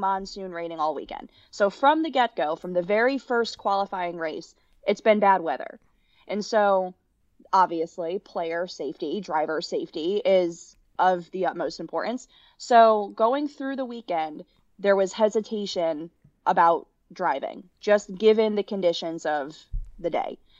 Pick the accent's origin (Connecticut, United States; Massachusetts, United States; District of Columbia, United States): Connecticut, United States; moved away as an adult; also born or lived in Kentucky; born and raised in Connecticut, grew up going to almost every men and women's basketball game at the University of Connecticut